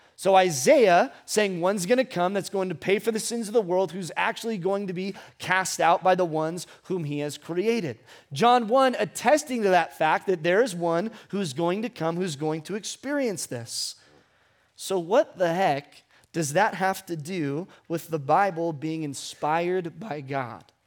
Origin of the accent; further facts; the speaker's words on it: Ventura, California, United States; I was born in Ventura Memorial Hospital on January nineteenth, nineteen ninety-two